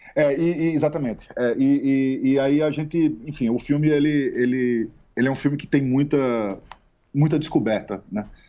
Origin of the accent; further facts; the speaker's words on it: Pernambuco, Brazil; a gente é pernambucano, tanto eu quanto Kleber.